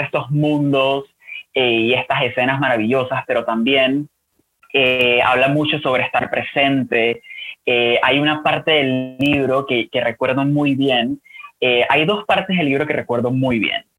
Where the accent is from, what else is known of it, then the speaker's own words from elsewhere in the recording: Panama; soy panameño, eh, escritor de 29 años